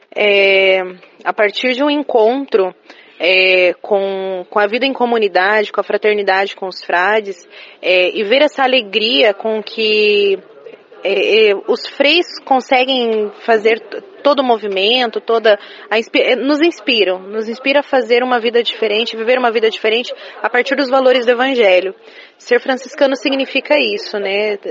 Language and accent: Portuguese; Curitiba, Paraná, Brazil; sou de Curitiba